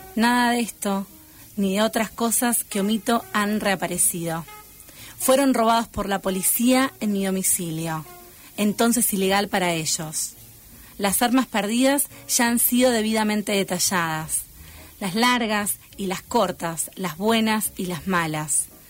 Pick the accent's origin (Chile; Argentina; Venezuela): Argentina; Pergamino, Buenos Aires Province; yo soy de Pergamino, oriunda